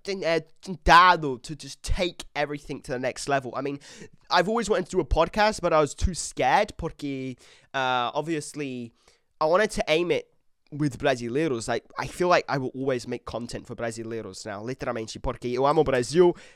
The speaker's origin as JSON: {"language": "English", "region": "England", "country": "United Kingdom", "said": "I'm British, but I'm English."}